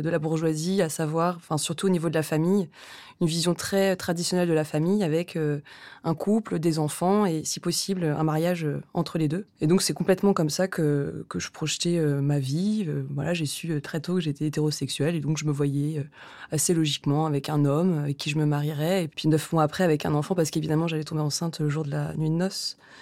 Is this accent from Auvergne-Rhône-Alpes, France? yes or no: no; Rouen, Normandy, France; now in Paris, France; J'ai grandi à Rouen, dans une famille